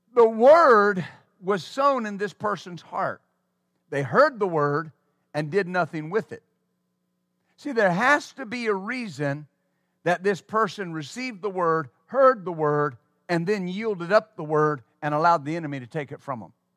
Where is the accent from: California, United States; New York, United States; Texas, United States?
Texas, United States; West; I was raised in West Texas